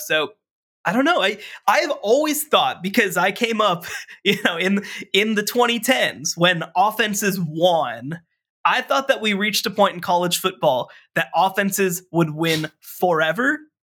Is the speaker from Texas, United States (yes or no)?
yes; Texas, United States; in my home state of Texas